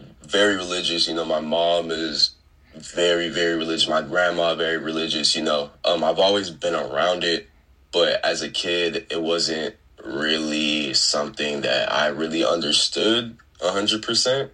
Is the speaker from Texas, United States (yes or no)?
yes; Fort Worth, Texas, United States; I'm from Fort Worth. I'm from Fort Worth. Grew up southeast Fort Worth